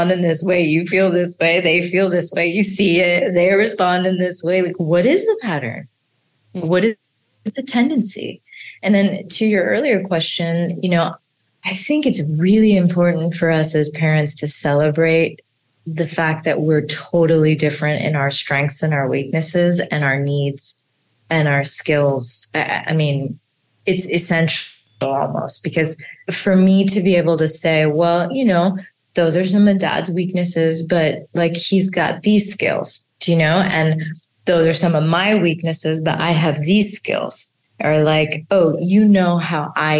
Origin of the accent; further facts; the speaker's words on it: India; as an Indian mother